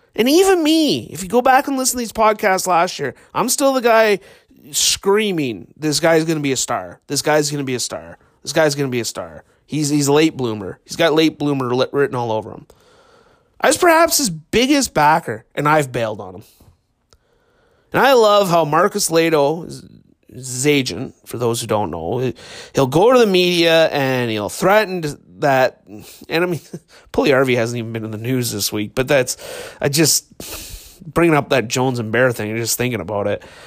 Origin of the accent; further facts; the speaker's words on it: Marwayne, Alberta, Canada; I grew up in Marwayne.